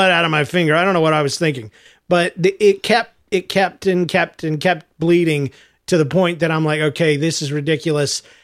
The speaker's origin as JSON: {"language": "English", "region": "Georgia", "country": "United States", "said": "I'm from Georgia, man."}